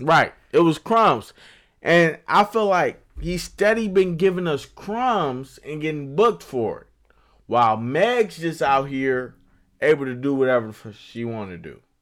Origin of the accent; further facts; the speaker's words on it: Chicago, Illinois, United States; I'm from Chicago where we don't have